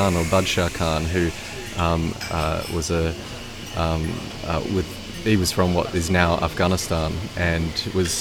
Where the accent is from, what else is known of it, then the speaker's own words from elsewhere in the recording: Perth, Western Australia, Australia; I'm from Perth, Wadjuk country